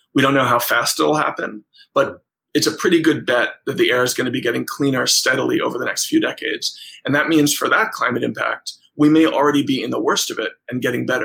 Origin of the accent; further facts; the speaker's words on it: New York, United States; I'm a New Yorker